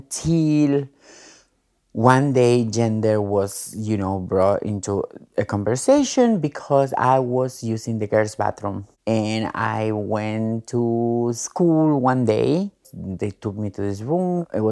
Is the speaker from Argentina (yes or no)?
yes; Argentina; now in Queens, United States; I am a transgender woman. I live in Queens, but I am originally from Argentina.